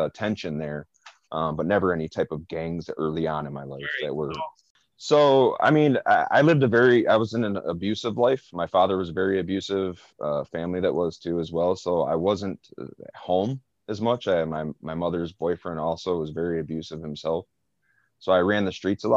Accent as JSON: {"language": "English", "town": "Flint", "region": "Michigan", "country": "United States", "tie": "born or raised there", "said": "growing up in Rollingwood and on the east side, period, I was all over Flint"}